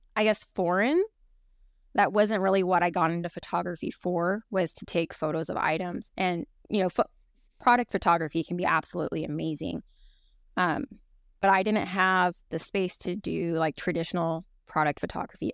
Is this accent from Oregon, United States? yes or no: yes; Oregon, United States; now in Kenai, United States; I grew up in Oregon